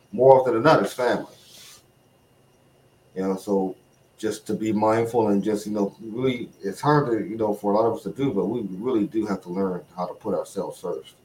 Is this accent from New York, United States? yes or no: no; Chicago, Illinois, United States; moved away as an adult; also born or lived in Okinawa; now in New England, United States; from Chicago, born and raised